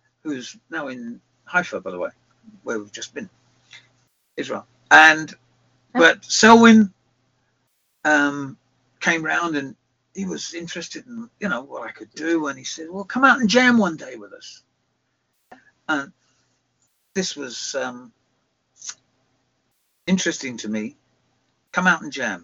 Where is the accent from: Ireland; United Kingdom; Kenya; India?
United Kingdom; England; moved away as an adult; also born or lived in Johannesburg, South Africa; now in South Africa; I'm from England.